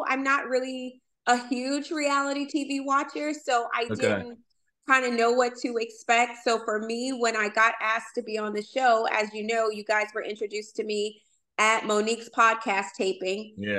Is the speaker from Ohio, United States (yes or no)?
no; Arkansas, United States; accent: twang; moved away as an adult; now in Virginia, United States; So I was born and raised in the South. So the twang that you hear is authentic. I was born and raised in Arkansas. I moved to the DMV in 2005.